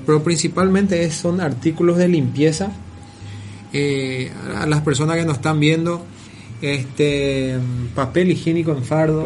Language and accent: Spanish; Paraguay; now in Argentina; somos paraguayos